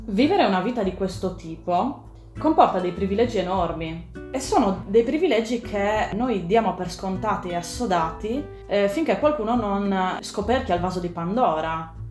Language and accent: Italian; Sardinia, Italy; moved away as an adult; also born or lived in Pisa / Germany; io intanto sono nata in Sardegna, penso che si senta nonostante gli anni fuori dal mio, dal mio accento